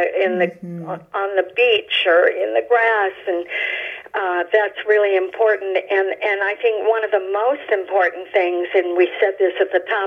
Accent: Chicago, Illinois, United States; moved away as an adult; also born or lived in Alabama; I grew up in the North Shore of Chicago, and then I moved to the South

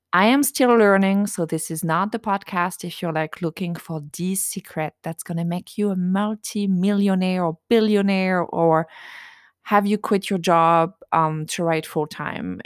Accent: France; accent: French; English is a second language; moved away as an adult; also born or lived in United States; now in near Washington, D.C., United States; I was raised in a tiny village in France

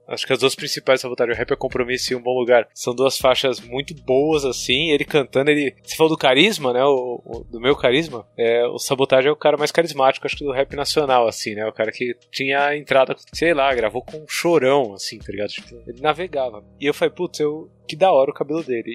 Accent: São Paulo, Brazil; eu morava, crescendo no Tucuruvi.

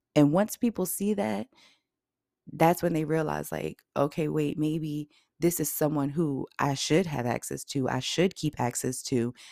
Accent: Virginia, United States; I'm from Virginia and graduated from Norfolk State University.

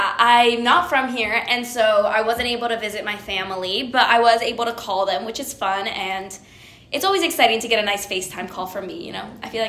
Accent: Honduras; now in United States; I'm from Honduras. Honduras.

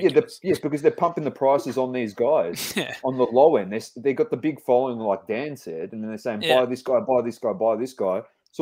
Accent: Australia; we're Australian

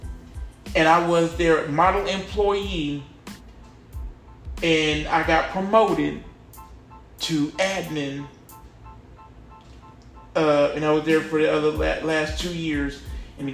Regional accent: North Carolina, United States; I was born in North Carolina

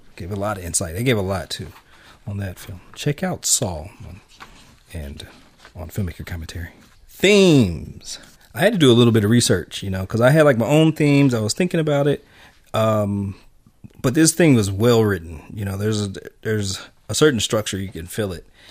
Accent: United States; as an American

